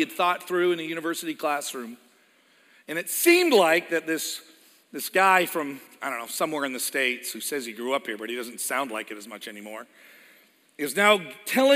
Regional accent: Edmonton, Alberta, Canada; moved away; Edmonton, Alberta. It's where I was born

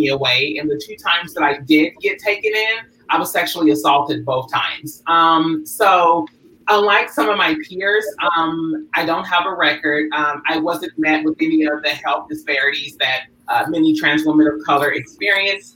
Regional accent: Louisville, Kentucky, United States; moved away as an adult; now in Los Angeles, United States; originally I'm from Louisville, Kentucky. I came out to California at 19 back in 2004

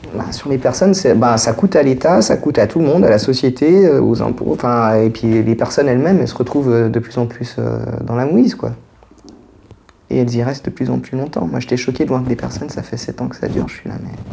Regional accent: Geneva, Switzerland; je suis de Genève, je suis né à Genève, j'ai 40 ans

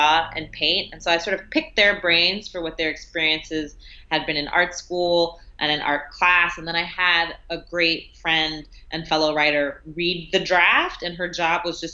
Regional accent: New York City, New York, United States; the neighborhood I grew up in Brooklyn, Fort Greene

